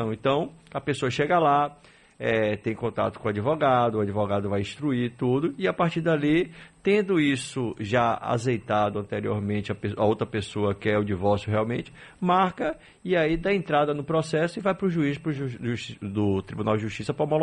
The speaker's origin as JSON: {"language": "Portuguese", "town": "Itatim", "region": "Bahia", "country": "Brazil", "said": "de Itatim."}